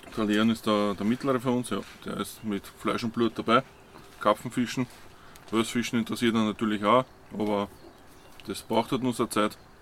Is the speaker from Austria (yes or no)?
yes; Waldviertel, Lower Austria, Austria; komme aus dem Waldviertel